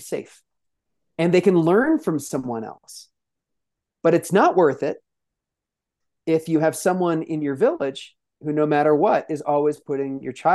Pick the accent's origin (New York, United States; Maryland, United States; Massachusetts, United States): New York, United States; New York City; I'm clearly from the Bronx